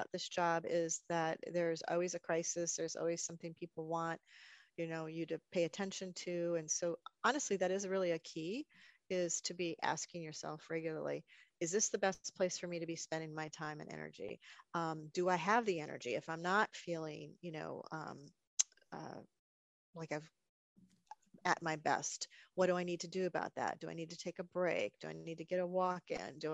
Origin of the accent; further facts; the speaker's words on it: northern Wisconsin, United States; also born or lived in Azores; now in Northern Virginia, United States; I grew up in Wisconsin, northern Wisconsin.